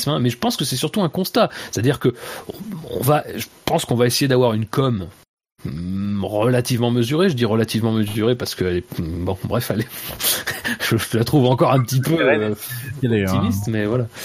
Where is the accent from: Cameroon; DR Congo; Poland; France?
France; En plus, je suis français, donc je peux leur indiquer les bons, les, bons bistrots du coin.